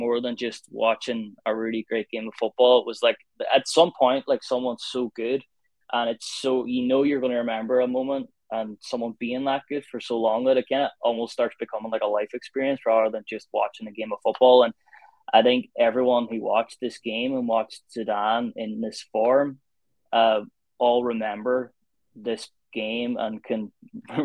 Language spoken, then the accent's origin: English; Ireland; I'm from Ireland, I support Ireland